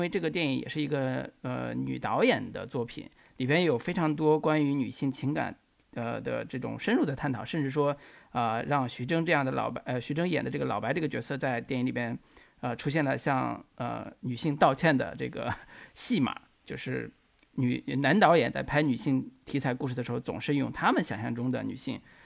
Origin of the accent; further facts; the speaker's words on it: northern China, China; 我们北方方言，比如说北方官话，或者是东北话